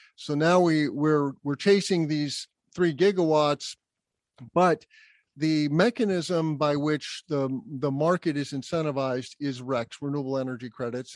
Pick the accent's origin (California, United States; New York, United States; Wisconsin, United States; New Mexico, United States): New Mexico, United States; Albuquerque; also born or lived in Bloomington, Indiana; So I was lucky enough to grow up in a very sunny place in Albuquerque, New Mexico. Even though I'm a Midwesterner by birth, I was born in Bloomington, Indiana. My family moved to Albuquerque when I was two